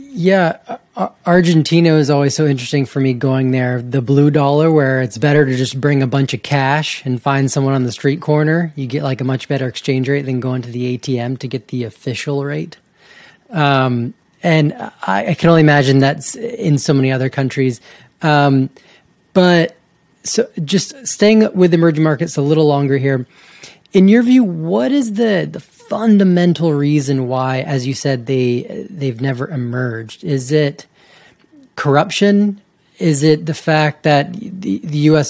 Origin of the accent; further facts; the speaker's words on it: Georgia, United States; I grew up in Georgia